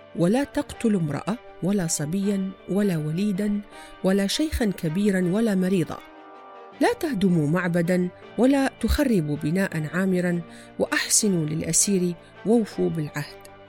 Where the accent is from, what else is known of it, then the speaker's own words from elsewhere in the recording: Iraq; في بلادنا العراق